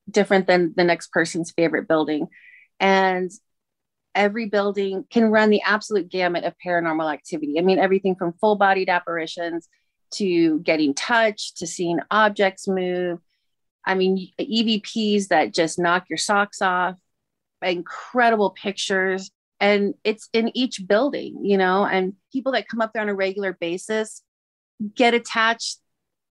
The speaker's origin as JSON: {"language": "English", "town": "Reno", "region": "Nevada", "country": "United States", "tie": "born or raised there", "said": "I was born in Reno and have been going up to Virginia City ever since I was little"}